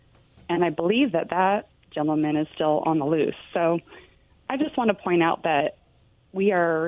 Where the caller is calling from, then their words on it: Richland, United States; Hey, guys, it's … in Richland.